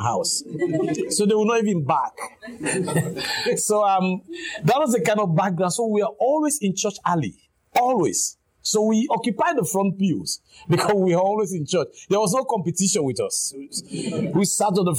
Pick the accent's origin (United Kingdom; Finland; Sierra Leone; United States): Sierra Leone; Crown Colony, Western Area; I come from the Crown Colony